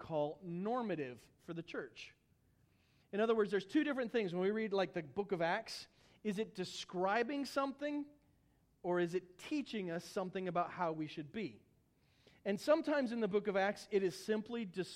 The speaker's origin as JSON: {"language": "English", "region": "Missouri", "country": "United States", "moved": "yes", "said": "I'm from Missouri originally"}